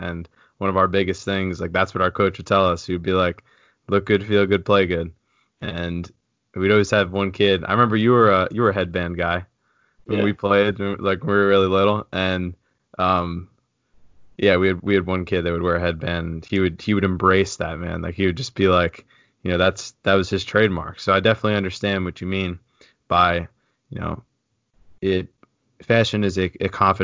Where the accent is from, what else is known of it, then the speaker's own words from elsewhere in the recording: Freehold, New Jersey, United States; John and I grew up together in Freehold